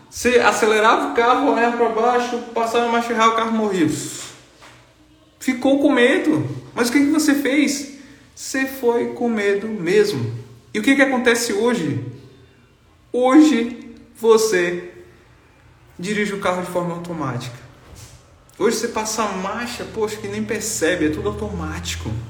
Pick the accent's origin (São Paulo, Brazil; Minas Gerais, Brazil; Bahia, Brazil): Bahia, Brazil; cara, eu sou lá do interior da Bahia, a cidade tem 10 mil habitantes, nunca andei de avião na vida.